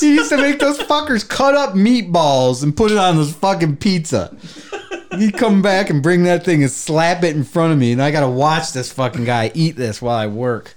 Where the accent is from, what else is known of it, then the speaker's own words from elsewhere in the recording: Traverse City, Michigan, United States; now in Bay City, United States; When I first came down to Bay City from Traverse City, from Traverse City